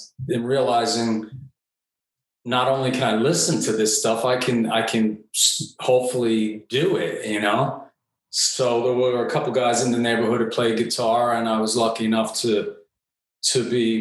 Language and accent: English; Delaware, United States; moved away as an adult; after I moved away from Delaware